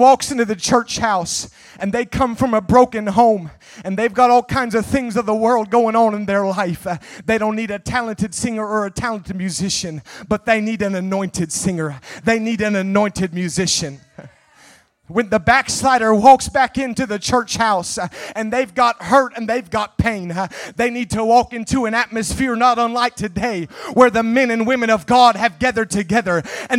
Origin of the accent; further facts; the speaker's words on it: Nebraska, United States; The assistant pastor where I grew up in Nebraska, I heard him tell the story a number of times.